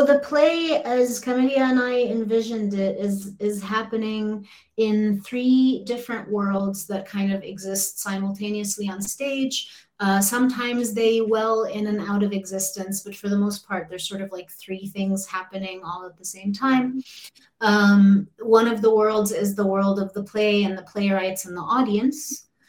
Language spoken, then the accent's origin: English; Kuwait; also born or lived in Egypt; I did grow up speaking it at home. You know, I grew up in Kuwait and Egypt, and it was the language that my family used with one another, but my education has always been in English.